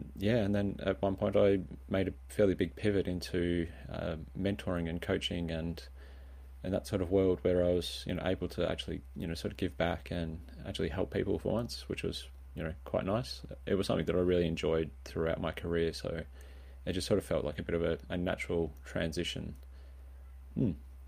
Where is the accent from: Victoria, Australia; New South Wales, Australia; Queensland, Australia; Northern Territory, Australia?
Victoria, Australia; Swan Hill; So I grew up in Swan Hill on a beef cattle farm and, trucked off to university and studied electronic engineering